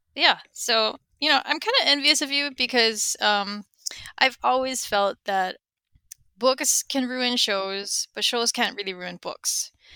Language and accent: English; Honolulu, Hawaii, United States; I am from Honolulu, Hawaii.